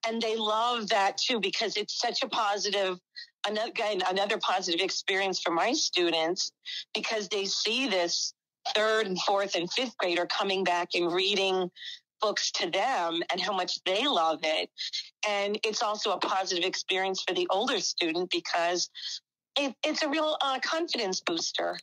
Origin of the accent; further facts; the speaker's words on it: Whitehall, Pennsylvania, United States; now in Newark, Ohio, United States; I grew up, um, it's about an hour from Philadelphia, um, the Allentown area, um, actually Whitehall